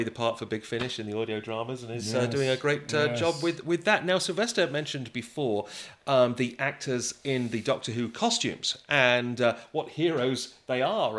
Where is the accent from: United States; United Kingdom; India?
United Kingdom; Blackpool, North West England; my hometown of Blackpool.